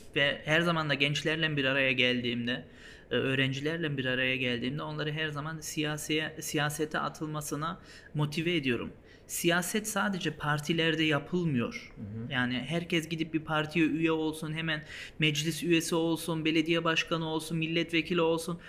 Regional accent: Germany; also born or lived in Hanover, Germany; Almanya'da orada doğduk büyüdük

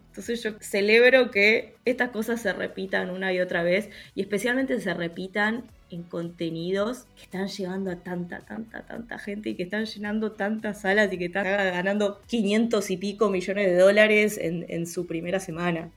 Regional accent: Argentina

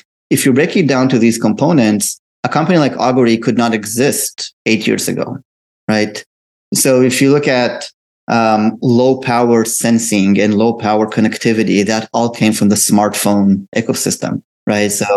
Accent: Israel; So I'm originally from Israel. I was born and raised there.

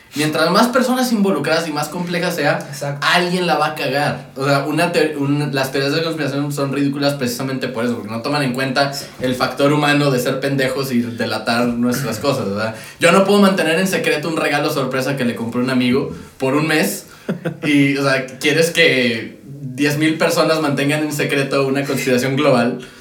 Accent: Monterrey, Nuevo León, Mexico; yo soy de Monterrey

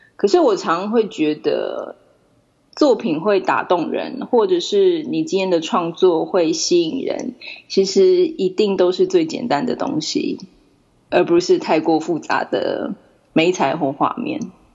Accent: Taipei, Taiwan; moved away as an adult; also born or lived in Japan; now in New Zealand; 我是台北出生的台湾人。那只不过现在是居住在纽西兰

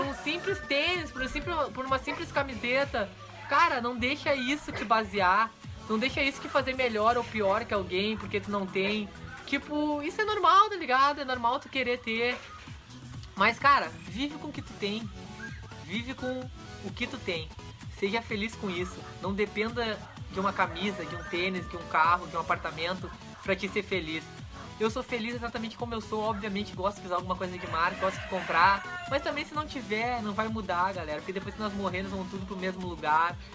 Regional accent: Viamão, Rio Grande do Sul, Brazil; eu cresci aqui, praticamente a minha infância em Viamão, Santa Cecília

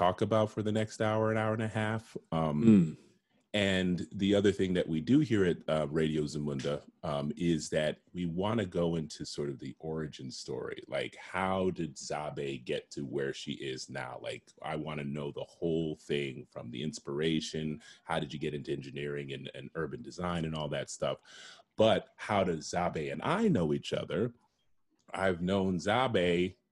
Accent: New Rochelle, New York, United States; also born or lived in Schenectady, New York; my brother and I were born up in Schenectady, New York. So that was like zero diversity. Like we were the diversity. And then we moved to New Rochelle

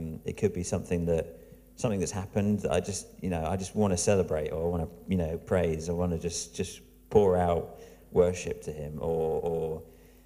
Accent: Diss, East of England, United Kingdom; This is where I'm from. I'm from Diss, which sounds like an amazing place.

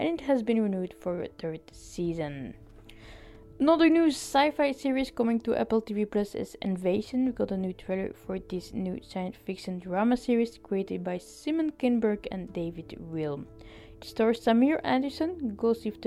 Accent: Belgium; I'm from Belgium

